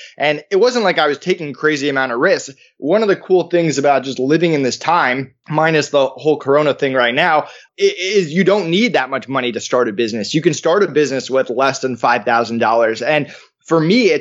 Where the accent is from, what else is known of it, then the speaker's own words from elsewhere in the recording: East Longmeadow, Massachusetts, United States; I grew up in East Longmeadow, which was a middle-class neighborhood, and I went to school in Longmeadow because my dad was a teacher there.